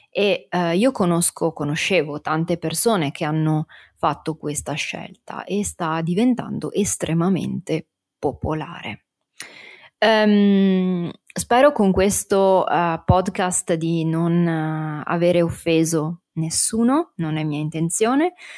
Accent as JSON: {"language": "Italian", "country": "Italy", "said": "la cultura del mio paese è anche questa, quindi una cultura, eh, fortemente religiosa"}